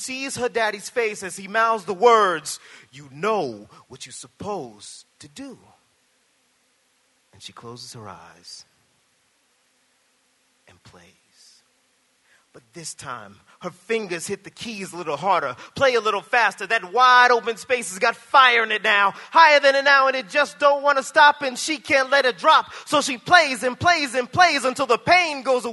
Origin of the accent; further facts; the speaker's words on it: the South, United States; I'm from the South